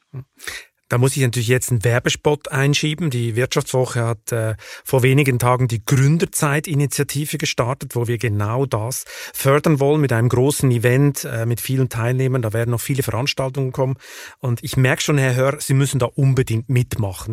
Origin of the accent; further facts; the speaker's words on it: Switzerland; now in Germany; meinem Heimatland Schweiz